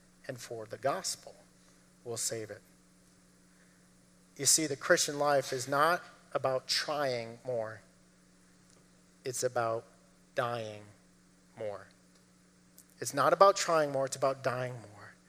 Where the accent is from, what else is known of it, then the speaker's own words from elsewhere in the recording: Massachusetts, United States; lived in Massachusetts, grew up in Massachusetts